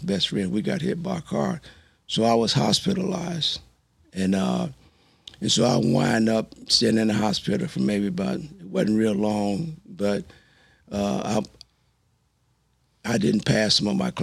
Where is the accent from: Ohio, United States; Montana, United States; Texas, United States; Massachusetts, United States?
Texas, United States; moved away as an adult; also born or lived in California; I grew up here in Texas loving USC.